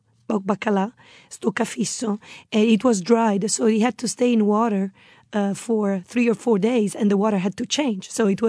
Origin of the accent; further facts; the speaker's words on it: Rome, Lazio, Italy; also born or lived in Padua; I was raised in Rome, but I was born in Padova. Padova, very close to Venice, so in Veneto region.